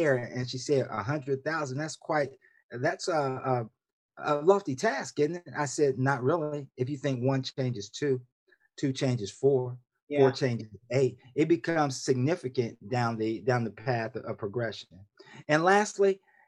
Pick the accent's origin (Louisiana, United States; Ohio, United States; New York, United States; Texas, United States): Ohio, United States; Columbus; moved away as an adult; also born or lived in West Coast / Washington, D.C.; now in Laurel, Maryland, United States; was born and raised in Columbus, Ohio, diehard Buckeye through and through